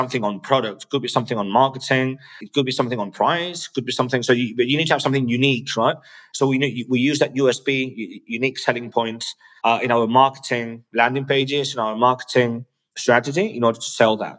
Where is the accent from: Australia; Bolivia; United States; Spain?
Spain; English is a second language; I was born in Spain.